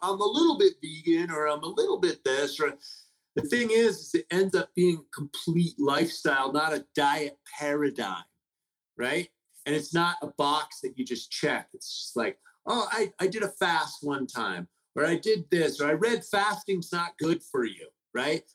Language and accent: English; San Francisco, California, United States; I grew up in the Haight Ashbury in the 60s.